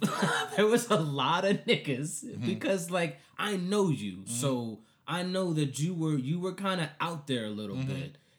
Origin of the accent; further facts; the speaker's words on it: Colombia; Cause I grew up in Colombia.